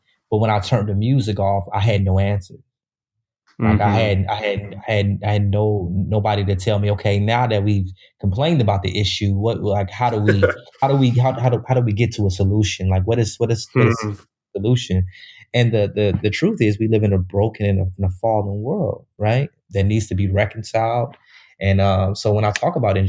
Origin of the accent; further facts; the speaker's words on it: Chicago, Illinois, United States; I grew up in Chicago